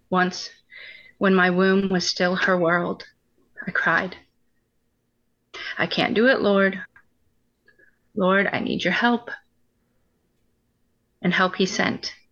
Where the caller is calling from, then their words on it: Ohio, United States; Uh, we're in Northwest Ohio.